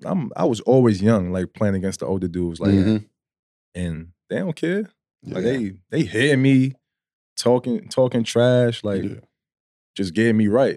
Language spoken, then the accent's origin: English; New York City, New York, United States; from the Bronx, born and raised. Mm-hmm. Love my city.